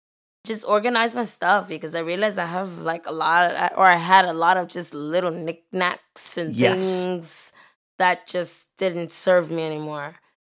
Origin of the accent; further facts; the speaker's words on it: United States; So I think at least that's what I took from quarantine as an American